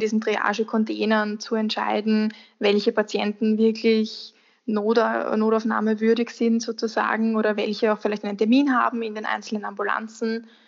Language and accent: German; Austria; bei uns in Österreich